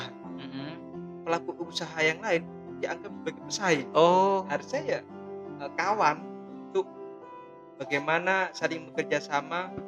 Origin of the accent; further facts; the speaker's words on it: East Java, Indonesia; itu membuktikan kalau kita orang Madura